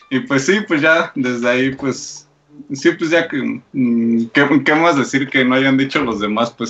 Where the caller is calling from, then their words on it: Mexico City, Mexico; De, de aquí de México